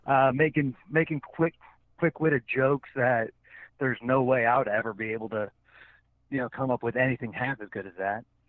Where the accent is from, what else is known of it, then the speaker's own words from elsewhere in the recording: New Jersey, United States; I was born in Jersey